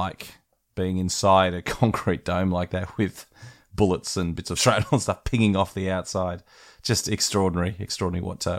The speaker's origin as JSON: {"language": "English", "town": "West Wyalong", "region": "New South Wales", "country": "Australia", "tie": "born or raised there", "said": "Where I grew up in West Wyalong, the spelling was slightly different, but McFadgen was a very common name in the district."}